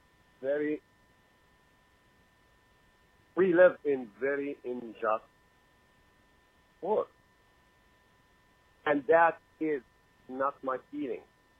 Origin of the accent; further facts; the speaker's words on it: Jerusalem, Palestine; English is a second language; I'm from Jerusalem, by the way.